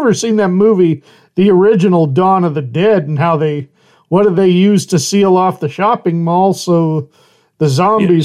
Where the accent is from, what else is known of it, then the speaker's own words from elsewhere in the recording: Idaho, United States; I am originally from Idaho